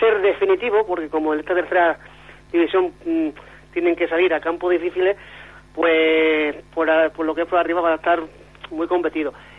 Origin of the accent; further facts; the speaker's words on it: Fuente de Cantos, Extremadura, Spain; soy de Fuente de Canto